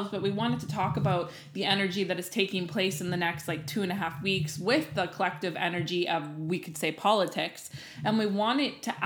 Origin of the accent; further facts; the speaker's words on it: Canada; we're Canadian